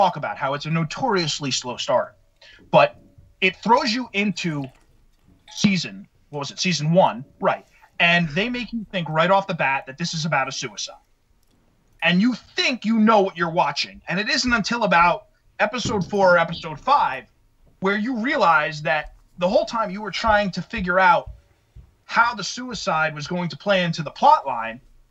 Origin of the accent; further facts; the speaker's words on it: New Jersey, United States; also born or lived in New York; we were both born and raised, all three of us, born and raised New Jersey, because we've basically been here all our lives